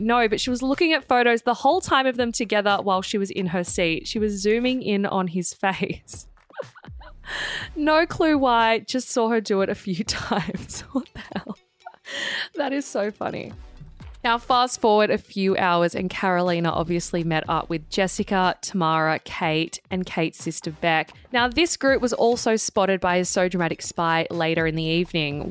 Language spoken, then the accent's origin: English; Sydney, New South Wales, Australia; I grew up in Maroubra